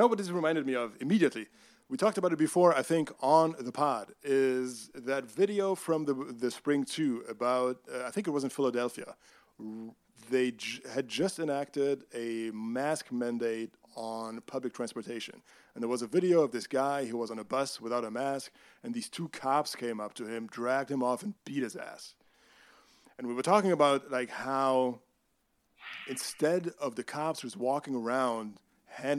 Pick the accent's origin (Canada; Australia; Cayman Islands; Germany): Germany; I am from Germany.